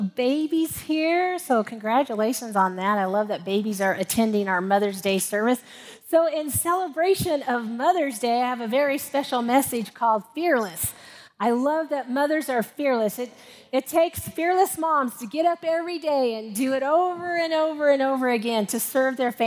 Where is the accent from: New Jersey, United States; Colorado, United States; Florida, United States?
Colorado, United States; Commerce City; growing up in Commerce City, which is a suburb of Denver